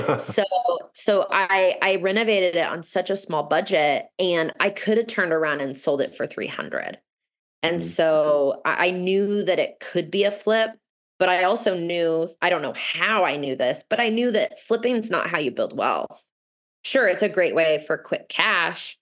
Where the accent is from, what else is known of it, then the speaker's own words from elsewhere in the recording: Overland Park, Kansas, United States; moved away as an adult; also born or lived in Denver, Colorado; my hometown, Overland Park, Kansas